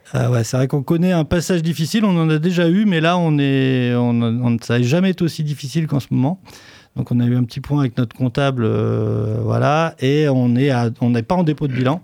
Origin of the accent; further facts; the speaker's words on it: Poitiers, Nouvelle-Aquitaine, France; je suis musicien sur Poitiers, je suis né à Poitiers, donc j'ai toujours fait de la musique à Poitiers